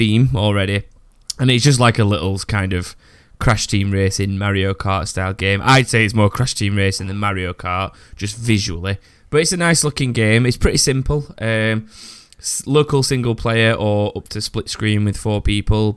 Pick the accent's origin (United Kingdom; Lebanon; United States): United Kingdom; I'm so British